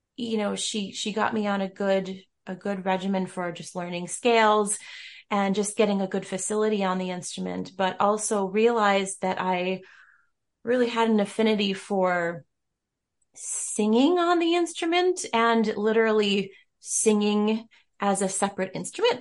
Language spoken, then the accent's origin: English; Rochester, New York, United States; I'm from Rochester, New York